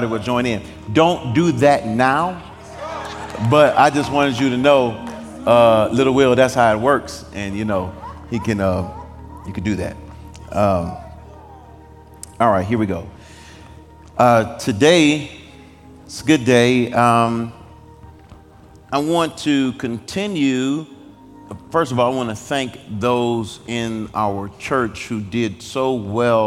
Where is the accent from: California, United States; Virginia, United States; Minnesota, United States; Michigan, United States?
Michigan, United States; Detroit; now in Nashville, United States; I grew up in Detroit's inner city